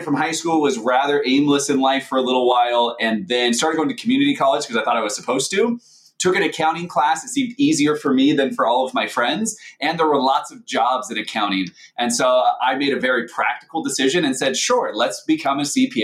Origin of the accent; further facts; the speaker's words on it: Seattle, Washington, United States; moved away; I grew up in Seattle, Washington, where snow is kind of like what you're describing.